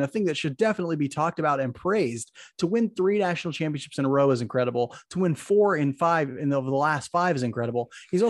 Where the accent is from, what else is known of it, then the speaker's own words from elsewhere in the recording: Maryville, Missouri, United States; We grew up in Maryville, which is where Northwest Missouri State University is.